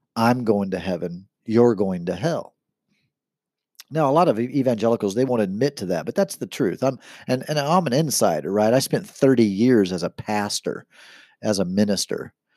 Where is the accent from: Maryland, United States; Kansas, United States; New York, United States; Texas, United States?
Kansas, United States; Kansas City; I'm from Kansas City, born and raised in Kansas City